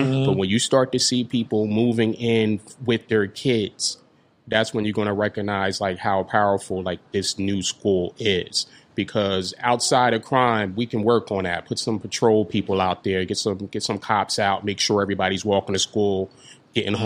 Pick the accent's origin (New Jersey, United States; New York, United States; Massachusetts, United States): New Jersey, United States; Trenton; We're from Trenton. We're creatives